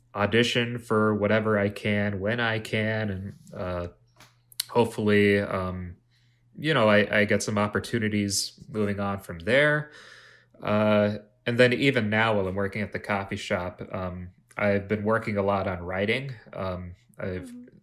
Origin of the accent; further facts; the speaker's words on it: Plymouth, Minnesota, United States; now in Minneapolis, United States; I, had a couple jobs uh, in my hometown of Plymouth